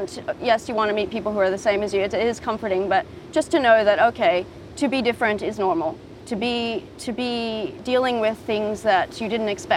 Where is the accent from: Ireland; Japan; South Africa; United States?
Japan; growing up in Japan